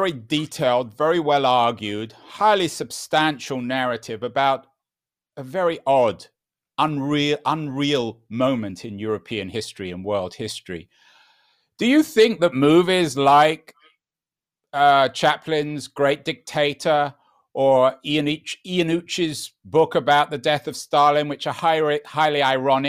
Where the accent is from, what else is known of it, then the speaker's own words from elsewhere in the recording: London, United Kingdom; a Holocaust survivor who I grew up with in London